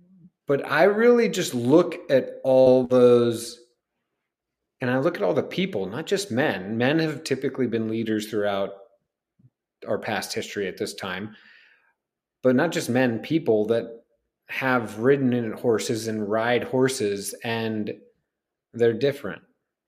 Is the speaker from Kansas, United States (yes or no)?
yes; Kansas, United States; also born or lived in Chicago; people might think that because I grew up some in Kansas that I was like around horses, but I wasn't.